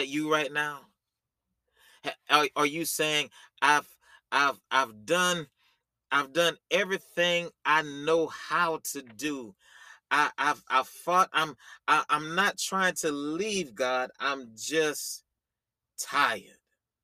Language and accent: English; the South, United States; You know, I'm from the country. You know, I'm from the South